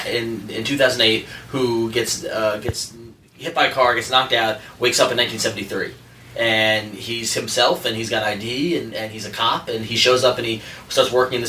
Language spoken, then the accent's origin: English; New York City, New York, United States; as a New Yorker